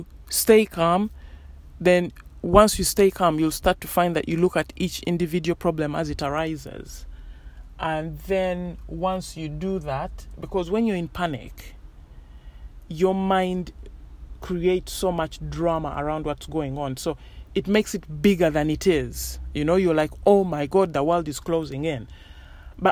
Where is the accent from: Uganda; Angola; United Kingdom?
Uganda; moved away; I grew up in Uganda